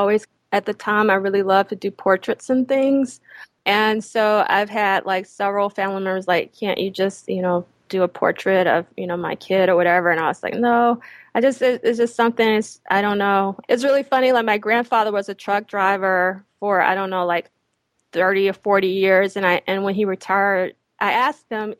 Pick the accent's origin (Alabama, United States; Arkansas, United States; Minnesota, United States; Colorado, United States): Alabama, United States; Eutaw; moved away as an adult; also born or lived in Philadelphia; now in New York, United States; I was born and raised in Utah, Alabama